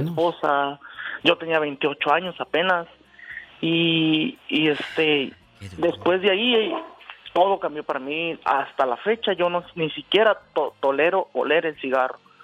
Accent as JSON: {"language": "Spanish", "town": "La Piedad", "region": "Michoacán", "country": "Mexico", "said": "yo soy de la Piedad Michoacán"}